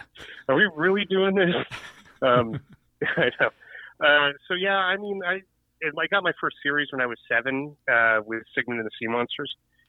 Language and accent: English; South Pasadena, California, United States; moved away as an adult; also born or lived in Hollywood, California / East Los Angeles, California; now in Northern California, United States; I was born in Hollywood. I was raised when my mom had me, we lived in East L.A. And then when I was about 4 or 5 years old, we moved to a small town called South Pasadena. Which is like 3 square miles and had 13 police cars